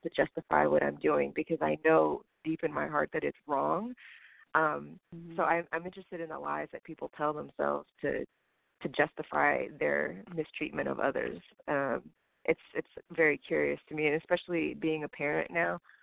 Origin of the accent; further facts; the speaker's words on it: Houston, Texas, United States; moved away as an adult; also born or lived in New Jersey / New York; I was born in Jersey, and I grew up mostly in Houston